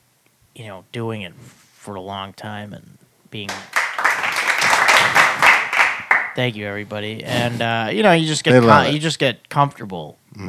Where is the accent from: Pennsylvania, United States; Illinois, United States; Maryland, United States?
Illinois, United States; Park Ridge; moved away as an adult; now in Los Angeles, United States; I'm from a town called Park Ridge, Illinois.